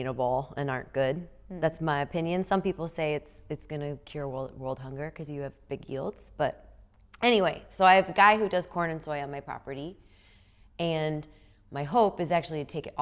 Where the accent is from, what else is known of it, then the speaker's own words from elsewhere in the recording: the Midwest of the United States, United States; also born or lived in California; now in Iowa, United States; I grew up in the Midwest of the United States, and then I like went away and lived in California